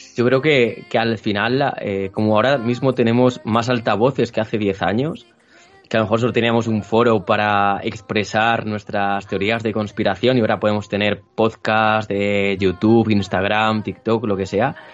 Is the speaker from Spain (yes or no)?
yes; Toro, Castile and León, Spain; yo soy de un pueblo que se llama Toro